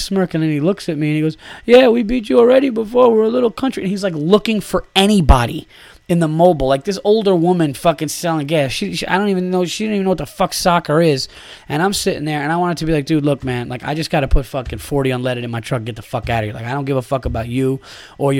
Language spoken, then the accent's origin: English; New York, United States; I am a New Yorker